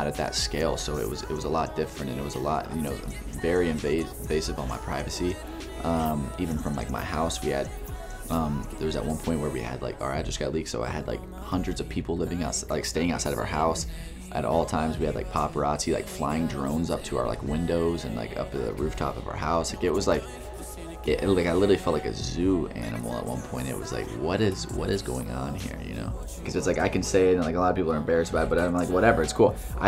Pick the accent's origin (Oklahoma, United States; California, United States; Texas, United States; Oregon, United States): Texas, United States; moved away; I'm from Texas originally. You know, I grew up in the South